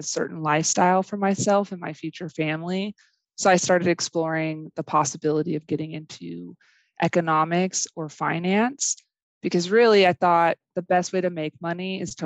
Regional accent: Bakersfield, California, United States; also born or lived in Eastern New Mexico University; now in Hobbs, United States; I grew up in Bakersfield, California

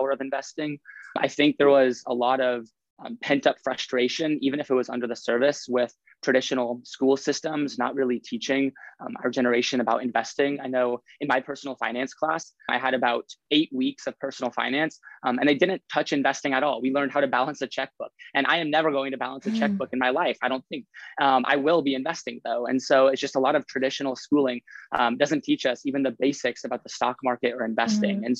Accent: Lincoln, Nebraska, United States; moved away as an adult; now in Stanford, United States; I'm from Lincoln, Nebraska

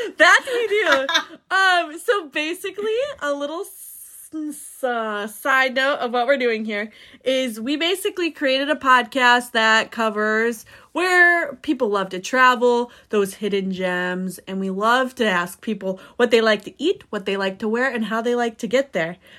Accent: Indiana, United States; moved away; also born or lived in Florida / Eastern Caribbean; I'm originally from Indiana

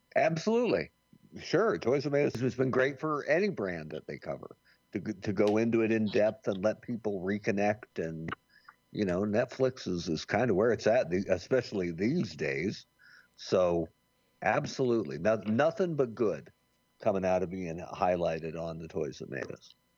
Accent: Bend, Oregon, United States; also born or lived in Jamestown, New York; I grew up in Bend, Oregon

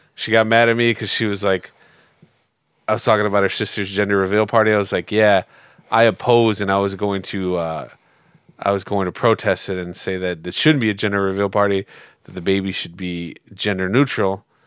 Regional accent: United States; as an American

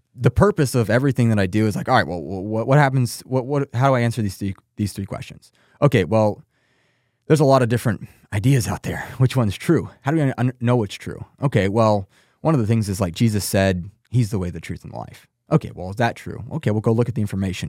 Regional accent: Texas, United States; I'm from Texas.

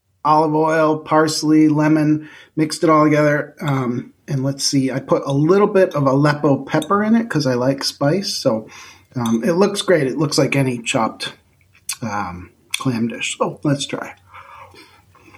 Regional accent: Central New York, United States; moved away; I'm from Central New York

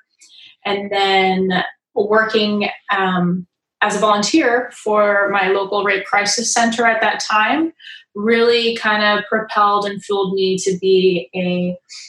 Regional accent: Riverside, California, United States; also born or lived in Dana Point, California; I grew up in Riverside, Inland Empire, California. I'm currently living in Dana Point

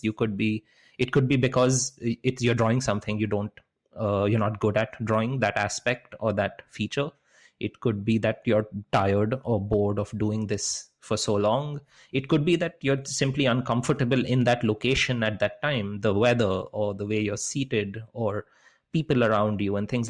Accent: Kolkata, West Bengal, India; growing up in India, growing up in Calcutta

